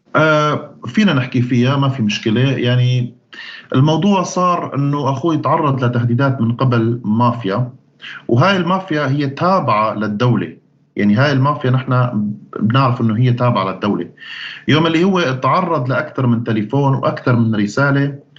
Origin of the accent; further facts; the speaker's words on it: Syria; moved away as an adult; also born or lived in Sweden; أنا مواطن سوري